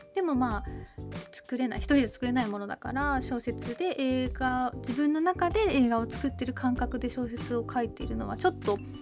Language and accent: Japanese; Toyama, Japan; moved away; 地元の富山の商店街